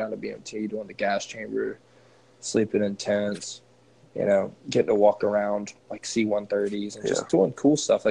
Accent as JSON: {"language": "English", "region": "Kentucky", "country": "United States", "moved": "yes", "said": "I'm from Kentucky."}